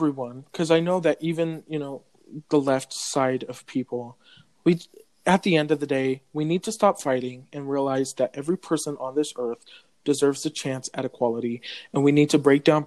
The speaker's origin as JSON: {"language": "English", "region": "California", "country": "United States", "tie": "born or raised there", "said": "I was born in California, the land of the fires"}